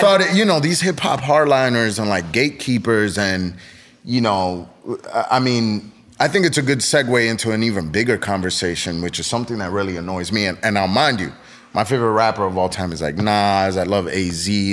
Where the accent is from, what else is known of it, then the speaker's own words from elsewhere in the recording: East Coast, United States; I grew up in the East Coast